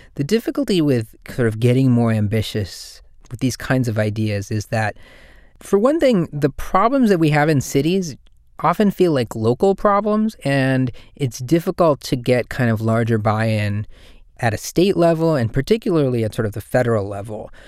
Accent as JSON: {"language": "English", "town": "Durban", "region": "KwaZulu-Natal", "country": "South Africa", "moved": "yes", "lives_now": "San Francisco, United States", "said": "I'm from Durban in South Africa"}